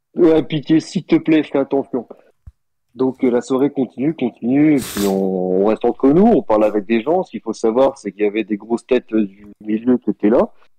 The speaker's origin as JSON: {"language": "French", "region": "Brittany", "country": "France", "said": "je suis breton aussi"}